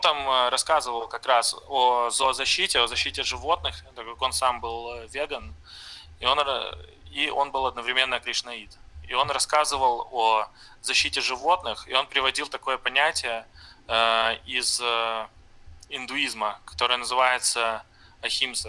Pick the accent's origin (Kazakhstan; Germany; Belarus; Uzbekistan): Belarus; Brest, Brest Region; moved away as an adult; now in Novorossiysk, Russia; я из Бреста, из э, Беларуси